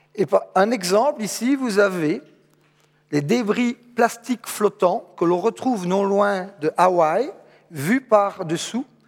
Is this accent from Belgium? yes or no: yes; Charleroi, Wallonia, Belgium; Je suis Carolo, ma maman habite ici tout près, à Châtelineau.